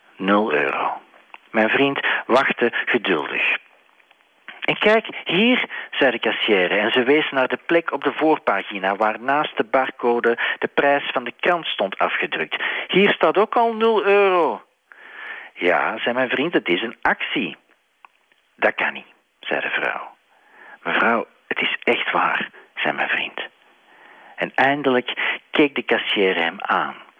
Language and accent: Dutch; Belgium; mijn vaderland, België